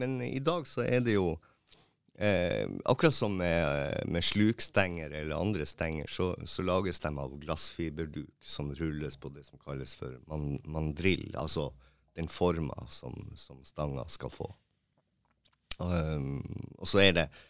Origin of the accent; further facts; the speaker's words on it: Tromsø, Troms, Norway; moved away as an adult; also born or lived in Mo i Rana; Jeg er jo opprinnelig fra Tromsø, og så flytta jeg til Mo, for jeg fikk jobb på teatret